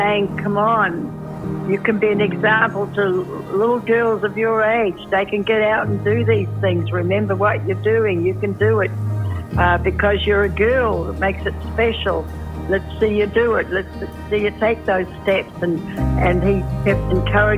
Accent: New Zealand; also born or lived in Washington State, United States; now in Washington, United States; I come from New Zealand, but I'm also an American citizen living in Washington State

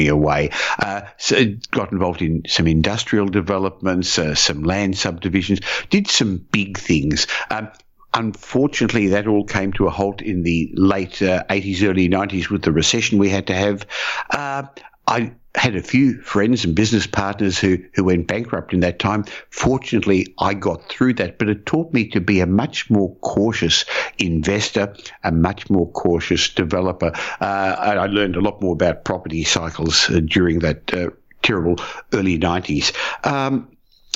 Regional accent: Australia; also born or lived in Israel; I came to Australia at the age of 3. I was born in Israel

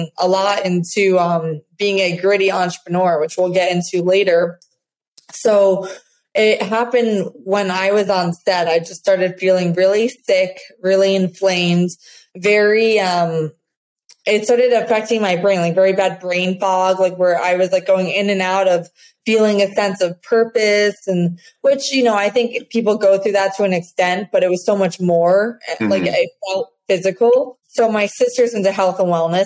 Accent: New Jersey, United States; I'm from New Jersey

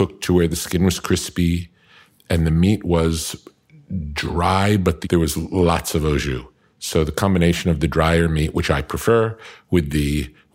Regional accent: Long Beach, New York, United States; now in Malibu, United States; I grew up in Long Island

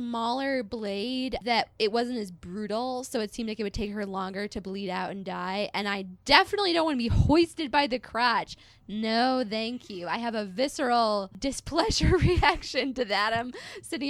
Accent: Chicago, Illinois, United States; I'm from Chicago

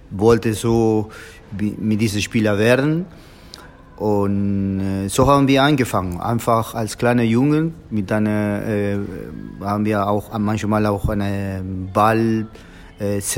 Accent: Argentina; German is a second language; now in Hamburg, Germany; wie du gesagt hast. Ich komme aus Argentinien, äh, damaliger Fußballspieler oder Ex-Fußballspieler.

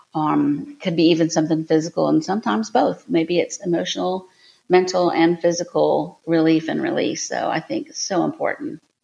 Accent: Lakeland, Florida, United States; I was born and raised here in Lakeland, Florida, where the podcast takes place and where my company is headquartered.

